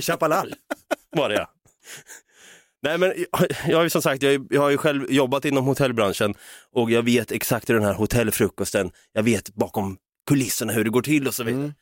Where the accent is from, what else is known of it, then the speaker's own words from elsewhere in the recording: Norrköping, Östergötland, Sweden; jag hade många chilenska vänner i alla fall som jag växte upp med i Norrköping